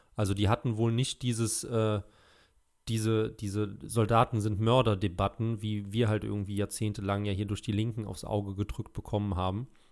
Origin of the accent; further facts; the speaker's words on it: Germany; als Deutscher